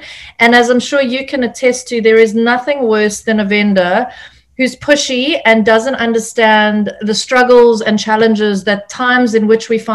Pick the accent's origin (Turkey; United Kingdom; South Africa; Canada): South Africa; moved away as an adult; now in California, United States; South Africa, which is my home country